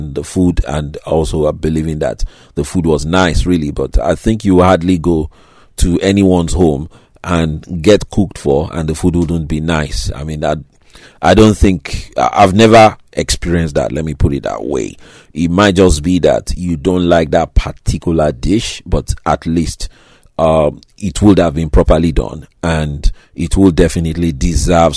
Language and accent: English; Lagos, Nigeria; the sort of place where I grew up in Nigeria, Lagos, Nigeria, in Africa